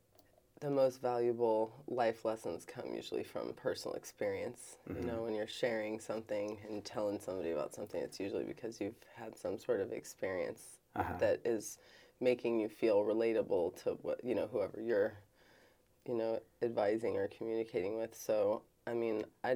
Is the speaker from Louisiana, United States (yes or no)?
no; Kansas City, Missouri, United States; I grew up here in Kansas City